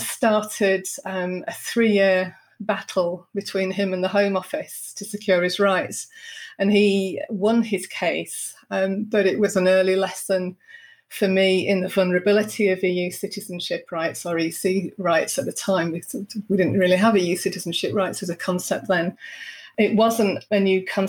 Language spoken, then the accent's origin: English; Bradford, Yorkshire and the Humber, United Kingdom; moved away as an adult; also born or lived in Barnsley; now in Luxembourg; I was born in Barnsley and I grew up in a working class family in Bradford